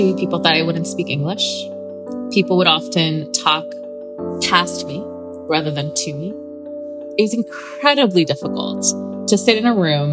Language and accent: English; Southern California, United States; I grew up in Southern California my whole life.